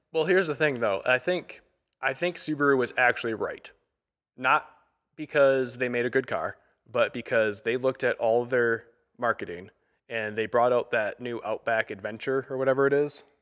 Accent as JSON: {"language": "English", "region": "Michigan", "country": "United States", "said": "I'm from Michigan"}